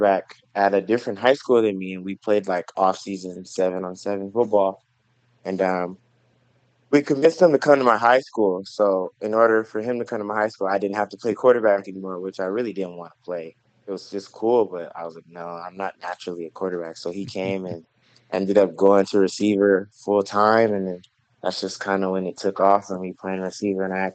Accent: Los Angeles, California, United States; moved away as an adult; also born or lived in Carson, California / Hawthorne, California / Menifee, California; now in Maryville, United States; Originally, I'm from Los Angeles. I grew up in, my dad lived in Carson, California, and my mom lived in Hawthorne, so the LA County area

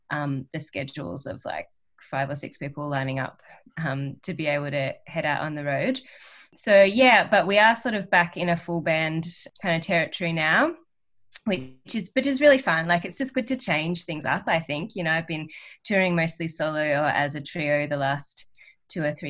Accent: Australia; accent: Australian; I sing quite in an Australian accent, you know. Yeah, and I don't really know how to not sing in an Australian accent.

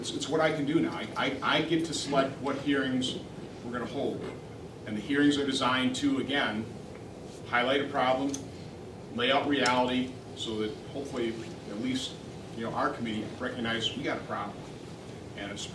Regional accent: Minnesota, United States; now in Wisconsin, United States; I'm originally from Minnesota nice, and then you move over to Wisconsin

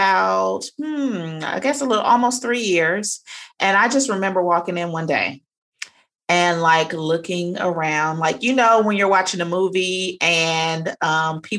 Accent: Cincinnati, Ohio, United States; moved away as an adult; now in Savannah, United States; I am originally from Cincinnati, Ohio, but I currently reside in Savannah, Georgia

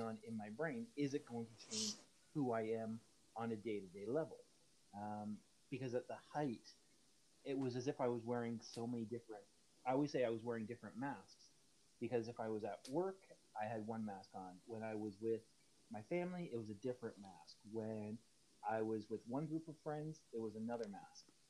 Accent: Hamilton, Ontario, Canada; moved away; originally from Southern Ontario, Hamilton, moved up here in 96

